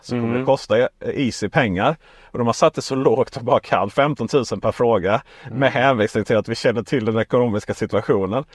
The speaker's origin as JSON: {"language": "Swedish", "town": "Ronneby", "region": "Blekinge", "country": "Sweden", "said": "jag är från Ronneby"}